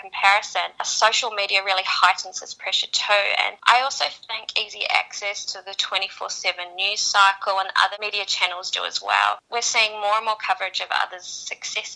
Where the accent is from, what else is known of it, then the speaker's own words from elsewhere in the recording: New Zealand; moved away as an adult; now in Sydney, Australia; I grew up in New Zealand and I moved to Sydney 10 years ago